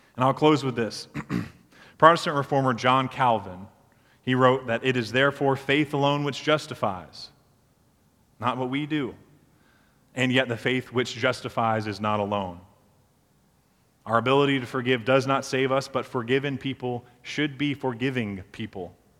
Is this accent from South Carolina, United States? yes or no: yes; Beaufort, South Carolina, United States; So I grew up in Beaufort, South Carolina, and one of the landmarks of our town is the drawbridge downtown